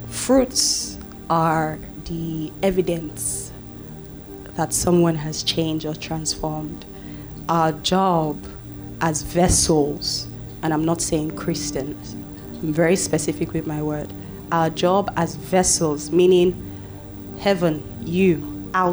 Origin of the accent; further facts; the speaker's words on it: Warri, Delta, Nigeria; English is a second language; my hometown, Warri Delta State